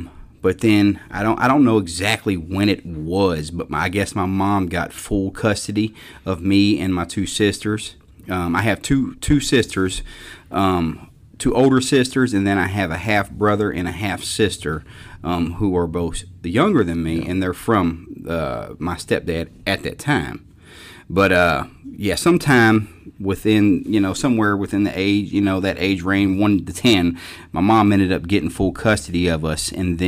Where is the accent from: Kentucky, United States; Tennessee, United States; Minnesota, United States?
Kentucky, United States; Louisville; I grew up in Louisville.